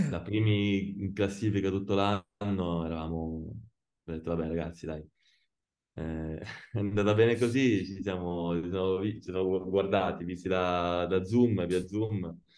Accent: Pescara, Abruzzo, Italy; Sì, Pescara, ti dirò, io sono di Pescara, però non ho mai giocato a, a Pescara.

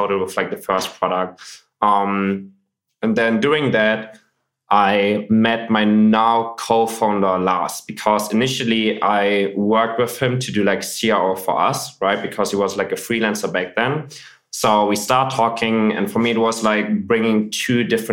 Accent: Germany; I grew up in Germany. I grew up in like a small city north of Hamburg. I'm living in Hamburg now.

